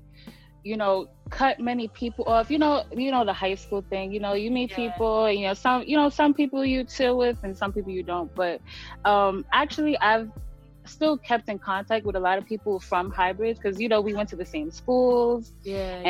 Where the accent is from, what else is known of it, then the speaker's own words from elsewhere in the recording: New York City, New York, United States; growing up in the Bronx